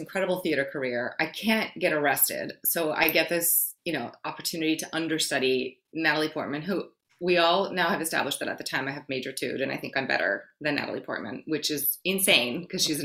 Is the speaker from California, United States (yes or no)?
no; New York City, New York, United States; English is a second language; also born or lived in Brazil / Forest Hills, Queens; I grew up in New York City